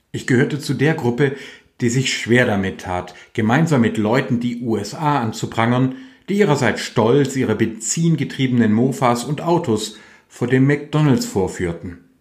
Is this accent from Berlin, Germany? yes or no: no; Württemberg and Hohenzollern, Baden-Württemberg, Germany; bei uns in Württemberg und Hohenzollern